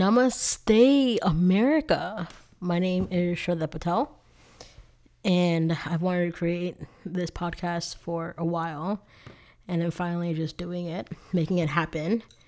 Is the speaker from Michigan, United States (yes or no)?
no; South Florida, United States; I grew up in South Florida.